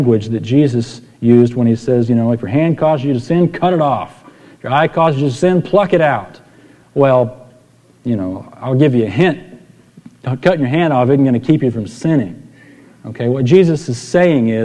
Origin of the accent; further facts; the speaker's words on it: San Antonio, Texas, United States; I grew up in San Antonio